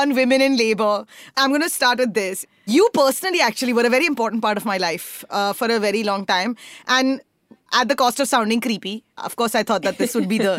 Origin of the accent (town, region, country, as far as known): India